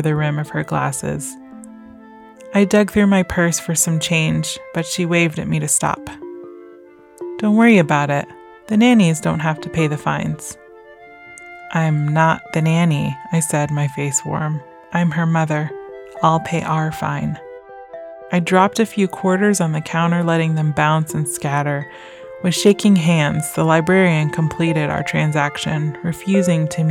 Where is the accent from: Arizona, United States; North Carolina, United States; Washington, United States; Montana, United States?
North Carolina, United States; my home state